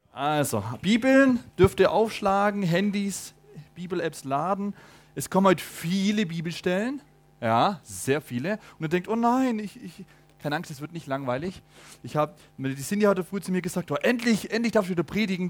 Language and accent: German; Germany; bei uns in Deutschland